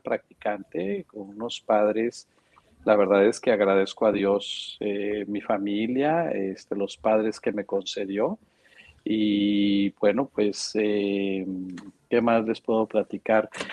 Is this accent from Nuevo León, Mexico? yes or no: yes; Monterrey, Nuevo León, Mexico; nací aquí en Monterrey, este, soy regiomontano de nacencia y de corazón, este, tengo toda mi vida viviendo aquí